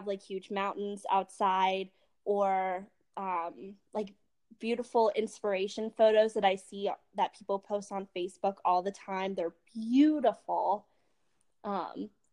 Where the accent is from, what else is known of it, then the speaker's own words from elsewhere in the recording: Harrisburg, Pennsylvania, United States; I'm from Harrisburg area, Pennsylvania area